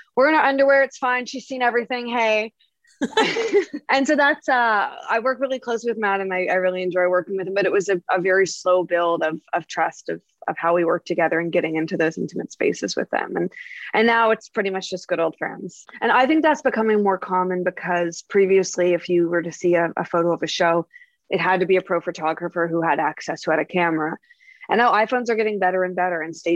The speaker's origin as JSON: {"language": "English", "region": "Nova Scotia", "country": "Canada", "moved": "yes", "lives_now": "Toronto, Canada", "said": "I'm originally from Nova Scotia, a pretty rural area"}